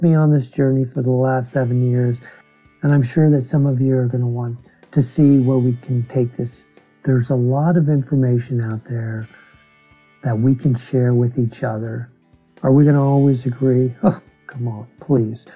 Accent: Bakersfield, California, United States; I'm a guy from Bakersfield

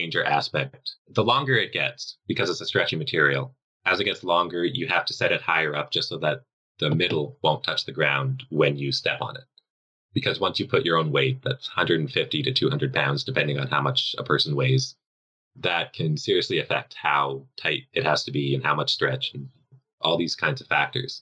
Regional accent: Canada; Metric people like Canadians like me

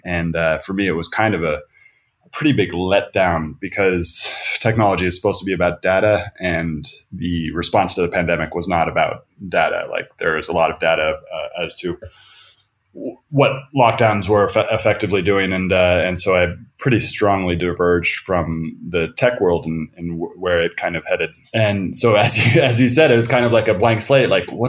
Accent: Silicon Valley, Bay Area, California, United States; moved away as an adult; also born or lived in Thailand; now in Brazil; I did grow up in the Bay Area, so I grew up in Silicon Valley.

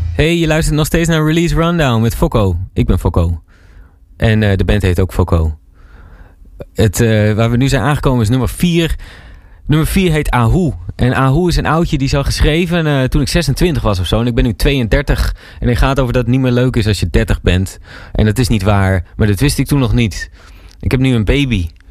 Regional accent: Kampen, Overijssel, Netherlands; moved away as an adult; also born or lived in Breda; Ik kom zelf uit Kampen. Heb ik heel lang gewoond.

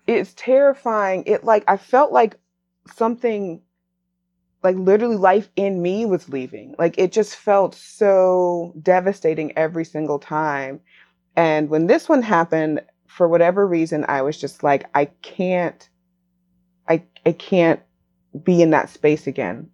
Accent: Raleigh, North Carolina, United States; after leaving Raleigh, returning to Raleigh, married

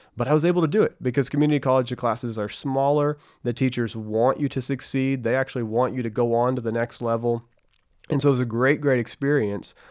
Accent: Bedford, Texas, United States; I grew up in Bedford, Texas, which is right in between Dallas and Fort Worth

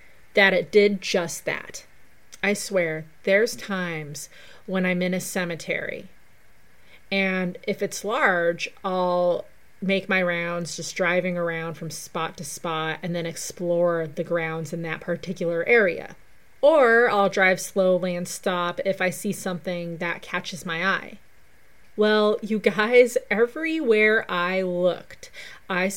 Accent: Pueblo, Colorado, United States; my hometown of Pueblo

